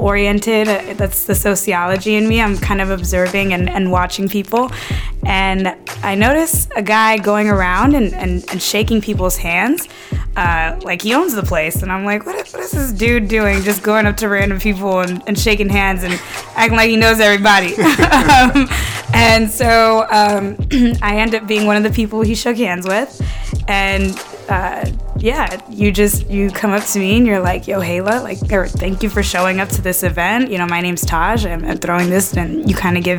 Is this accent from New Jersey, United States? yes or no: no; Inglewood, California, United States; moved away as an adult; also born or lived in Brooklyn, New York; now in New York City, United States; I'm from LA, born and raised